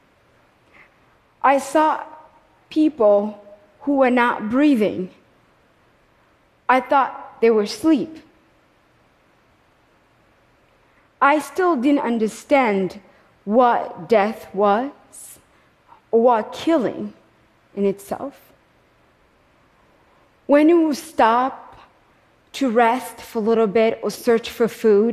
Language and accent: English; Kigali, Rwanda; moved away; I was born in Kigali, Rwanda